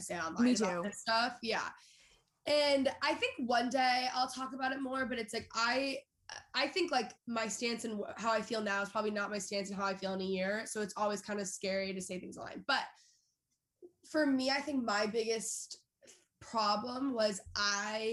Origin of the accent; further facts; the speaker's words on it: Texas, United States; moved away; also born or lived in Los Angeles; I grew up in Texas